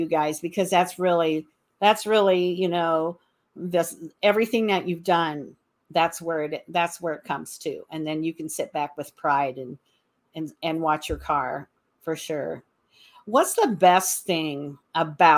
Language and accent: English; Michigan, United States; Michigan, which is my home state